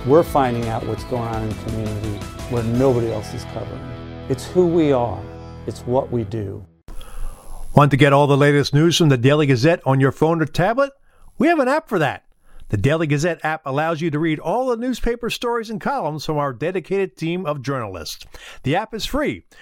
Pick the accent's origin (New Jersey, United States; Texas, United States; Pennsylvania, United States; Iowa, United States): Pennsylvania, United States; Philadelphia; moved away; I grew up in Philadelphia, going to games, Flyers games at the Spectrum